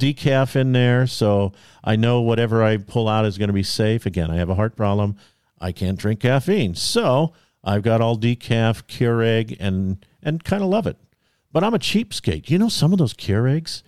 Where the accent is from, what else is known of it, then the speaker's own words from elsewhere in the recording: California, United States; I was born in California